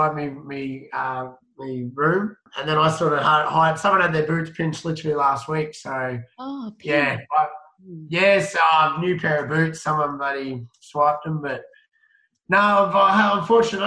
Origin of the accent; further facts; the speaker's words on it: Gold Coast, Queensland, Australia; I'm from the Gold Coast